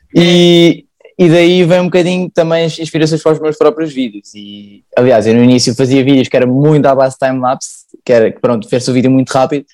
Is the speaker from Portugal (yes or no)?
yes; Sintra, Lisbon, Portugal; sou de Sintra